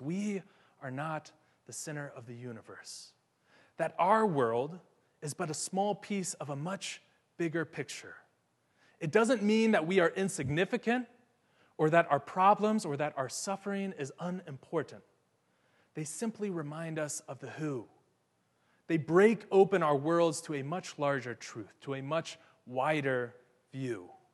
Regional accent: Ohio, United States; now in Atlanta, United States; my hometown in Ohio

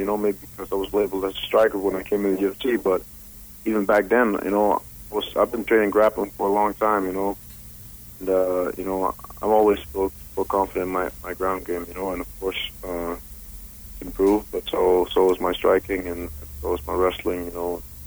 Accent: Denmark; moved away as an adult; now in Las Vegas, United States; I'm originally from Denmark.

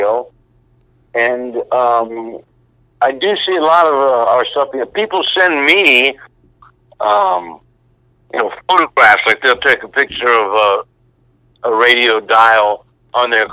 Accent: Tampa, Florida, United States; also born or lived in New York / Atlanta; I'm actually a Tampa guy. I was born in New York, but I live in Tampa. I've been here for most of my life

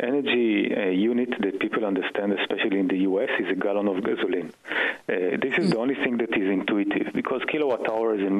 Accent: Israel; moved away as an adult; now in Boston, United States; I grew up in Israel and did a PhD in physics

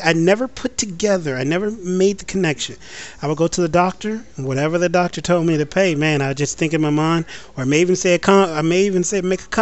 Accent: United States; As an American

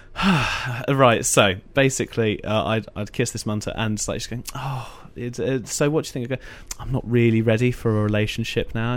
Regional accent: Essex, East of England, United Kingdom; I grew up in Essex.

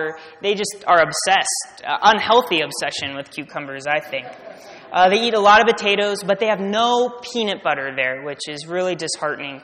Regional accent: United States; I'm American

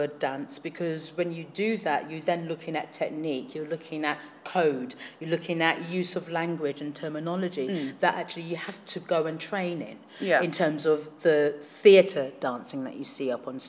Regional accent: London, United Kingdom; I come from Hackney in East London

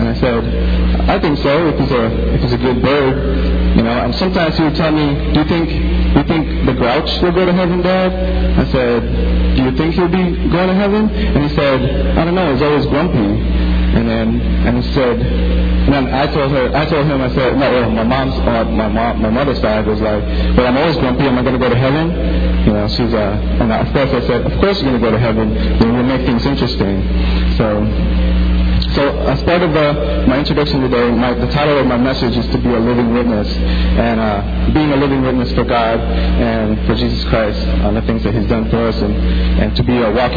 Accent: Philippines; moved away; when I was growing up in the Philippines

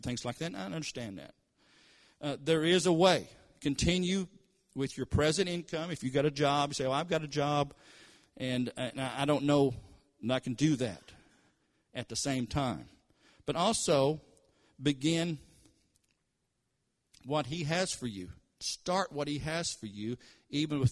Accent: Kentucky, United States; moved away as an adult; now in Tulsa, United States; I was raised in Kentucky. And, of course, we're in Tulsa, Oklahoma now

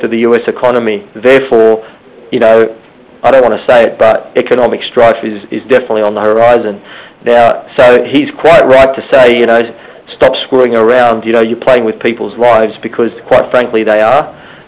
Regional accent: Australia; we're Aussie

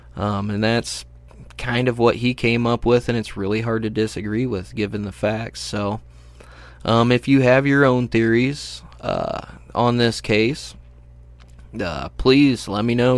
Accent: United States; I'm an American

